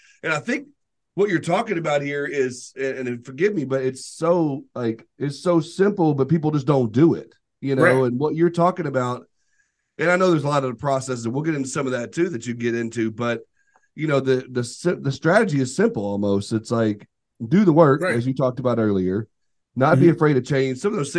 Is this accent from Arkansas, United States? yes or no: yes; Arkansas, United States; See, I can't spell. I'm from Arkansas, but I can spell.